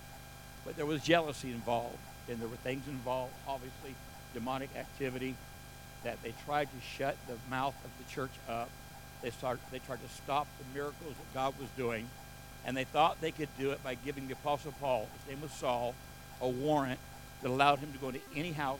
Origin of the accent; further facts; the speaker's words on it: United States; I was born and raised here in the United States